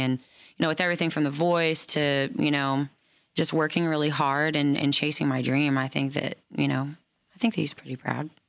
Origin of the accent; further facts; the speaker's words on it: Oklahoma, United States; now in Nashville, United States; I've been brought up around Native American culture my whole life, being from Oklahoma.